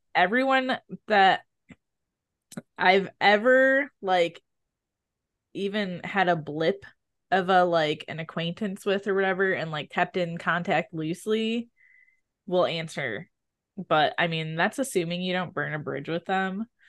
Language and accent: English; Midwest, United States; I'm from the Midwest